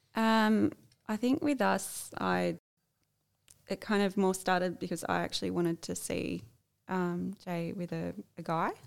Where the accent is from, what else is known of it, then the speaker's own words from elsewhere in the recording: Sydney area, New South Wales, Australia; moved away; I'm originally from the Sydney area